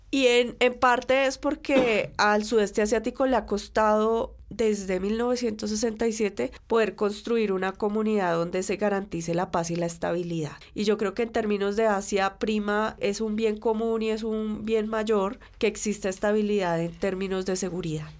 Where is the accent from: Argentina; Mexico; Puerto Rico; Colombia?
Colombia